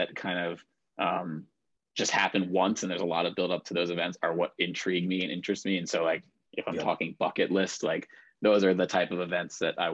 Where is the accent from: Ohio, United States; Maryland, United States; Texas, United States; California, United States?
Maryland, United States; Baltimore; moved away as an adult; now in Boston, United States; I am originally from Baltimore, Maryland